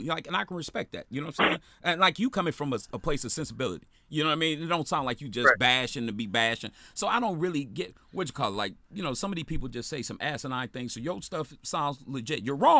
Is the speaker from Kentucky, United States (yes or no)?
no; Michigan, United States; now in Florida, United States; I'm from up north. I'm from Michigan. I live in Florida now for a reason.